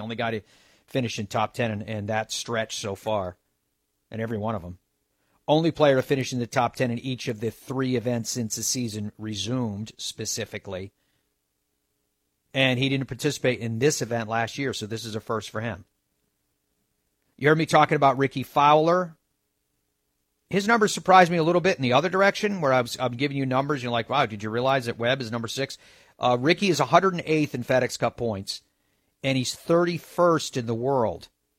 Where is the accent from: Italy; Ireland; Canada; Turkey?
Ireland; I love Ireland. I am Irish, but it's all part of the bias.